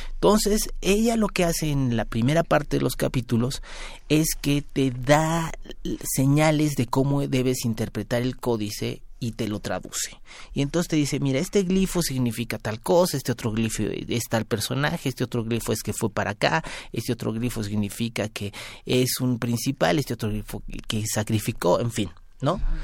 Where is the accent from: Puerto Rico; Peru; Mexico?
Mexico; somos nosotros los mestizos mexicanos